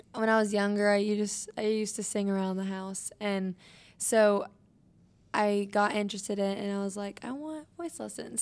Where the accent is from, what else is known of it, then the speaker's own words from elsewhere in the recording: Wichita, Kansas, United States; I was born and raised in Wichita, Kansas